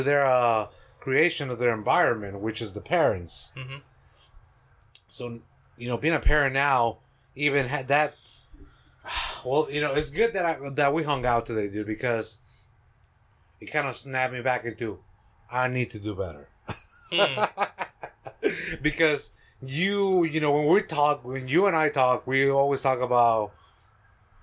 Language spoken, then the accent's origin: English; Mexico; English is a second language; now in United States; I grew up in Mexico. I actually pledged allegiance to the Mexican flag.